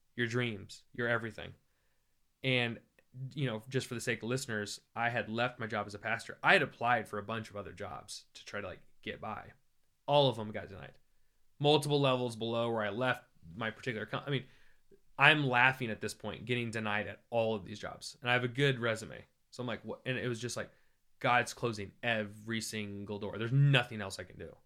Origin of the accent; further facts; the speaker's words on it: Iowa, United States; I grew up in Iowa